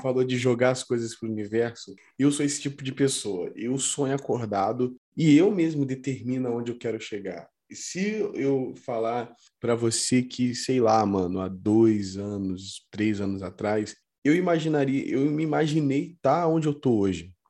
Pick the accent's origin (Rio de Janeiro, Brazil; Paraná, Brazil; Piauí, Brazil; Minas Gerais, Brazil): Rio de Janeiro, Brazil; Volta Redonda; moved away as an adult; now in São Paulo, Brazil; Eu sou do Rio e tal, eu absorvi muito daquilo lá, apesar de eu, nasci, eu ser nascido no interior do Rio